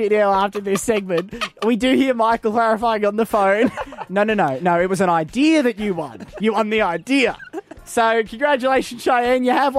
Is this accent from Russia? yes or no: no; Australia; my whole life growing up in Australia